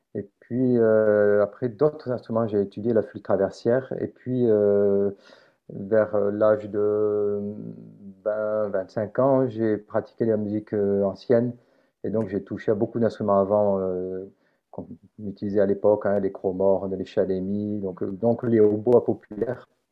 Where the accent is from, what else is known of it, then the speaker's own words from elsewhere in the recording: Montpellier, Occitania, France; also born or lived in Carpentras, France / Marseille, France; je suis né à Carpentras, dans le département de Vaucluse, j'ai vécu toute ma vie à Montpellier